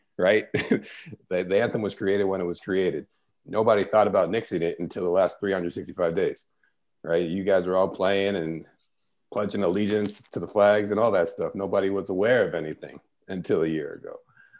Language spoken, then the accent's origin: English; United States; born or raised there